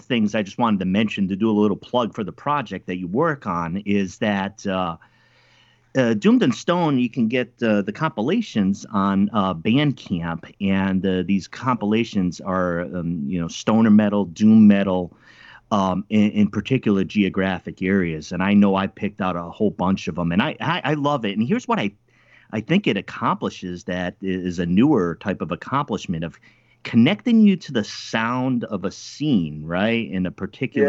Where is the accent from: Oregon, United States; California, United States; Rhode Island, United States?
Rhode Island, United States; I'm from Rhode Island, so I'm a Yankee